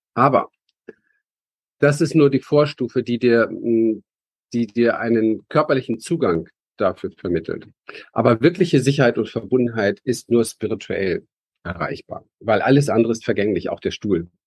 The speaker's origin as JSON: {"language": "German", "region": "Berlin", "country": "Germany", "tie": "born or raised there", "said": "ich bin aufgewachsen in Berlin"}